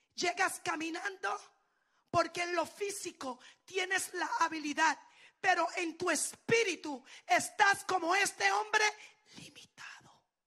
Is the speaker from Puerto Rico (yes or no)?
yes; Puerto Rico; yo soy puertorriqueña.